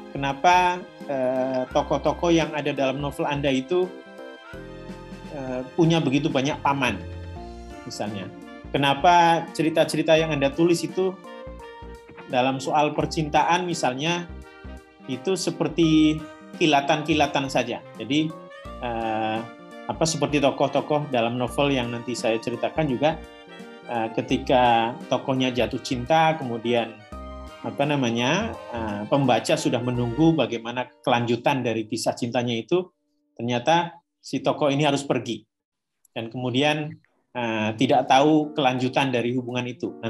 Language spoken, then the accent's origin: Indonesian; Cilacap, Central Java, Indonesia; now in Yogyakarta, Indonesia; Ya saya saya orang Cilacap, tapi sekarang saya tinggal di Jogja